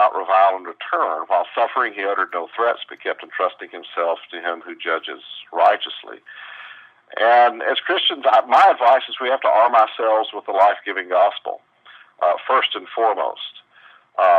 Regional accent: the South, United States; I grew up in the South

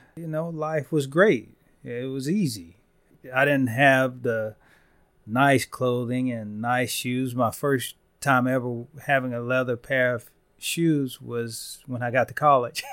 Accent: Van Vleck, Texas, United States; I'm from Van Vleck, you know, I graduated with sixty-seven kids in my class

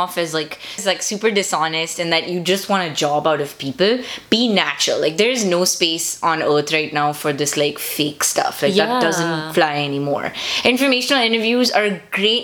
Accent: India; now in United States; being Indian

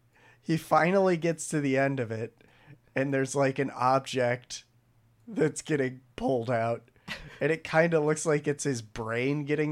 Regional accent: United States; we're American.

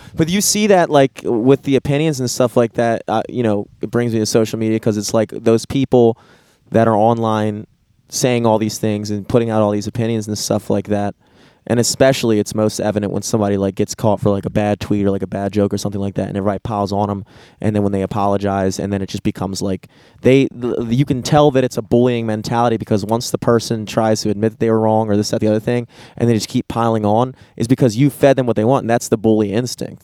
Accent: United States; growing up in America

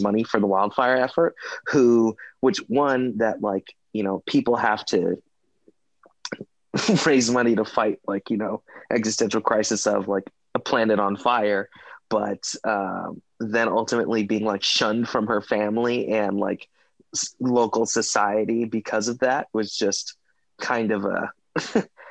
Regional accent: Los Angeles, California, United States; now in New York, United States; I am also a New Yorker, originally from Los Angeles. Always will be a Cali boy

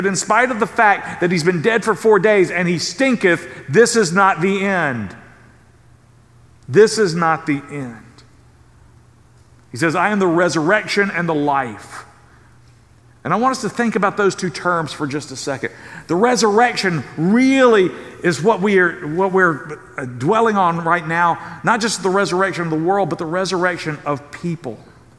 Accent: Southern United States, United States; I mean, I grew up in the South.

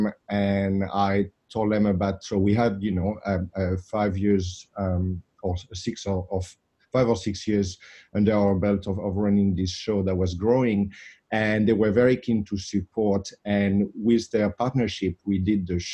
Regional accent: Saint-Émilion, Nouvelle-Aquitaine, France; moved away; I grew up in the south of France, in Bordeaux. And in a little part of Bordeaux called Saint-Emilion.

